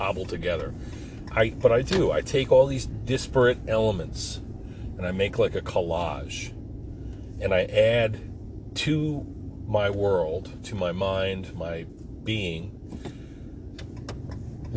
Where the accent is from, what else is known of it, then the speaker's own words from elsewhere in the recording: Forked River, New Jersey, United States; when I grew up in Forked River.